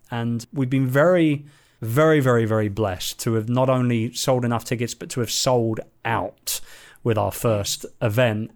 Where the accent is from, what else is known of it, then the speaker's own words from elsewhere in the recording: London, United Kingdom; moved away; my hometown, in London